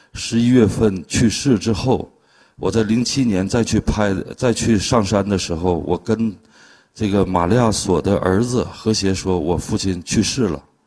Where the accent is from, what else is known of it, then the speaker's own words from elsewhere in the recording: China; moved away as an adult; also born or lived in Harbin; 到了十八岁的时候，我就离开了大兴安岭，离开了家，去了哈尔滨去学画儿